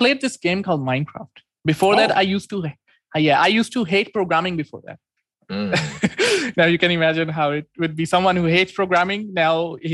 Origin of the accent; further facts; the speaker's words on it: Islamabad, Islamabad Capital Territory, Pakistan; I'm from Pakistan. And cool. The city is Islamabad.